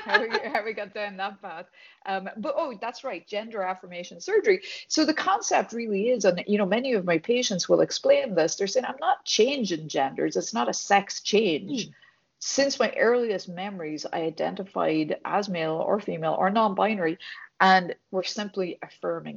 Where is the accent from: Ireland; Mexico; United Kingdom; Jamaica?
Ireland; accent: Irish; moved away as an adult; also born or lived in Dublin; now in United States; I was born and raised in Ireland